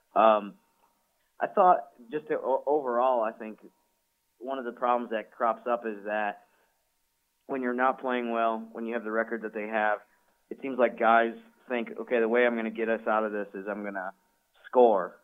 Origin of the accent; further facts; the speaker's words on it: Syracuse, New York, United States; moved away; I'm from the Syracuse, New York area.